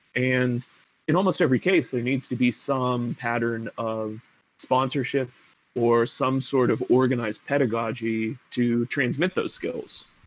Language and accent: English; Pittsburgh, Pennsylvania, United States; I grew up in Pittsburgh